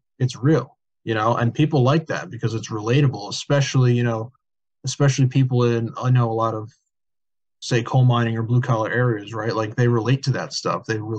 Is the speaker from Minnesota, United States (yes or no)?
no; New Jersey, United States; growing up in New Jersey